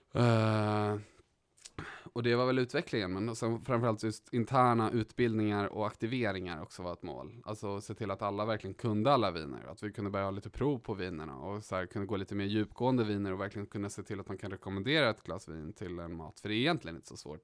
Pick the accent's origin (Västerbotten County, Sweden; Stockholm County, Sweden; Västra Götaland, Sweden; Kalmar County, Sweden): Stockholm County, Sweden; Stockholm; Uppvuxen här i Stockholm på Östermalm.